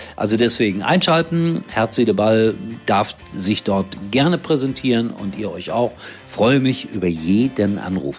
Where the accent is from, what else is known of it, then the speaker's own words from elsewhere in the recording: Gelsenkirchen, North Rhine-Westphalia, Germany; das ist ja meine Heimat